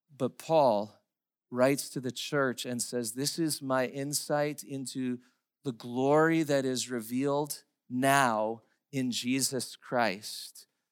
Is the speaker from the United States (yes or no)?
yes; United States; as English-speaking Americans